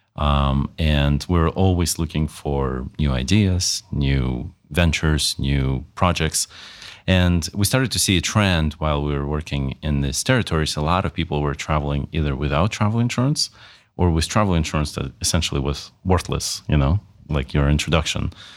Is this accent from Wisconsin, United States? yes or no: yes; Wisconsin, United States; also born or lived in Russia / Malta; originally I'm from Russia, grew up in Wisconsin, went to high school there